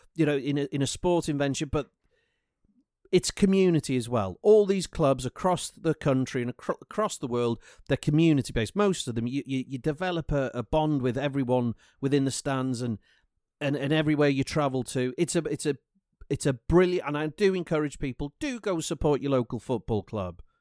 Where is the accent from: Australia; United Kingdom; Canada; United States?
United Kingdom; Welsh, Wales; I'm Welsh